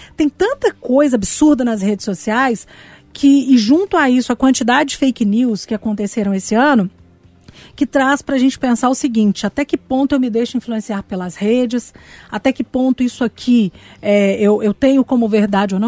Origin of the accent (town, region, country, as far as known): Brazil